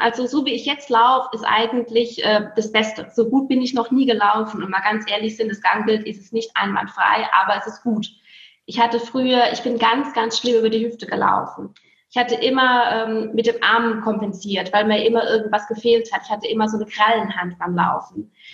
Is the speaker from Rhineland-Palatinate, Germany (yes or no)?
yes; near Speyer, Rhineland-Palatinate, Germany; also born or lived in Heilbronn / Filderstadt; now in Bergisch Gladbach, Germany; Ich komme ja gebürtig aus der Nähe von Speyer